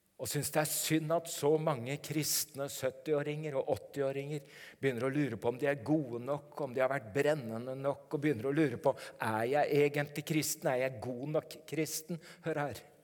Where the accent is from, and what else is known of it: Norway